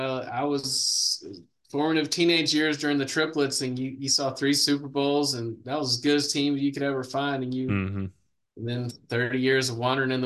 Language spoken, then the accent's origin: English; Garland, Texas, United States; now in Wylie, United States; Garland is where I did my teaching career. Which is actually where I grew up. I grew up in South Garland